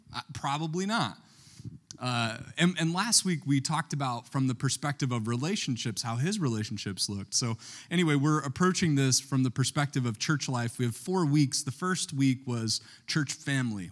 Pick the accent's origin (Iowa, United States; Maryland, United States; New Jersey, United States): Maryland, United States; Baltimore; I'm from Baltimore